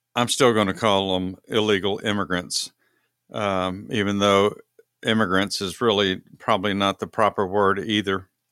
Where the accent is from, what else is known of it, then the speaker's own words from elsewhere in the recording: Texas, United States; moved away; I'm from Texas